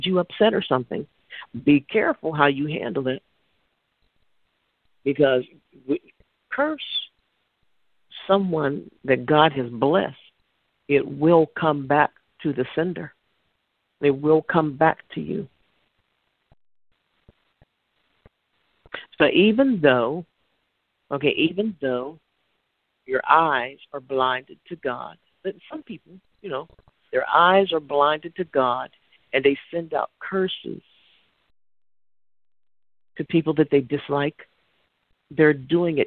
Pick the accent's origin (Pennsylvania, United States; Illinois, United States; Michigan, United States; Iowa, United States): Pennsylvania, United States; Pittsburgh; I'm from Pittsburgh